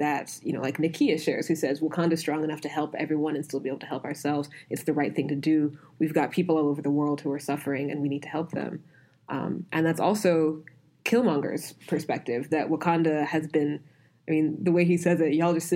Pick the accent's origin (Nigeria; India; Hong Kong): Nigeria; as a Nigerian